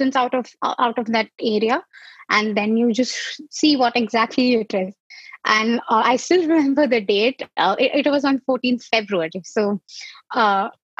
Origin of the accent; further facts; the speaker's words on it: Mumbai, Maharashtra, India; moved away; I am originally from Mumbai, India.